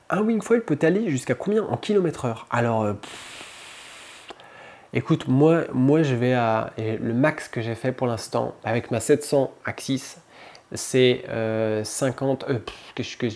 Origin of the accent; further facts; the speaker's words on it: Libreville, Estuaire, Gabon; Mon père faisait du windsurf quand j'étais gamin. J'ai grandi en Afrique, à Libreville. Et, euh, et, puis on était au bord de la mer, la plage, tous les week-ends